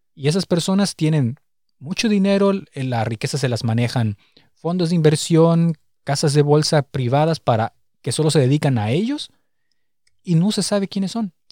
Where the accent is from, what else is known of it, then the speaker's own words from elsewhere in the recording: Morelia, Michoacán, Mexico; moved away as an adult; now in Berlin, Germany; nosotros venimos de la ciudad de Morelia